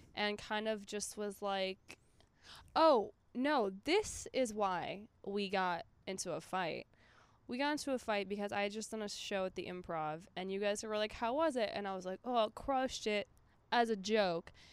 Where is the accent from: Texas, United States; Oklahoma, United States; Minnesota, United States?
Minnesota, United States; I'm from Minnesota.